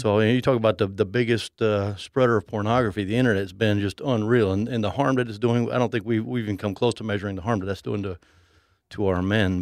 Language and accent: English; Mexico City, Mexico; I grew up in Mexico City.